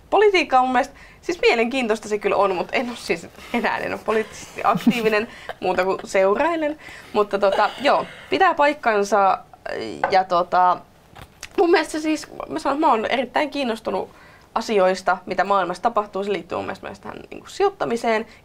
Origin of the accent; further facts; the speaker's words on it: Tervakoski, Kanta-Häme, Finland; Mä oon myös Maalta, ehkä vähän enemmänkin vielä Maalta. Mä oon Tervakoskelta